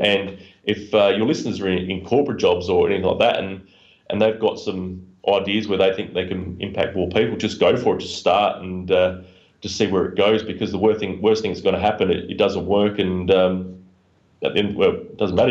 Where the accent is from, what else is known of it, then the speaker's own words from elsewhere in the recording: Adelaide, South Australia, Australia; the University of South Australia in my hometown in, in Adelaide, Australia